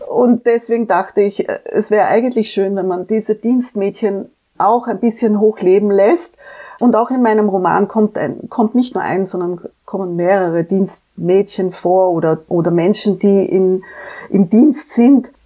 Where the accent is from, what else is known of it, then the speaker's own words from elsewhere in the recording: Vienna, Austria; also born or lived in Frankfurt, Germany / Korea; bei uns in Österreich